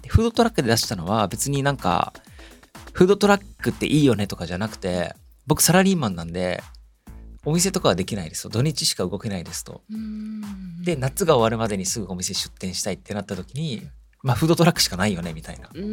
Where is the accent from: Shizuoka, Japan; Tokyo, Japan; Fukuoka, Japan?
Tokyo, Japan; Shimochiaya; also born or lived in Hokkaido; 地元があの、まあ、東京の下茶屋っていうところで